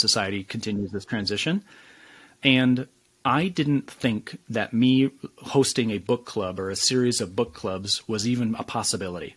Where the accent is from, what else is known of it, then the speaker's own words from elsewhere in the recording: West Michigan, United States; I started out in this small West Michigan town full of challenges, full of hardships, full of struggles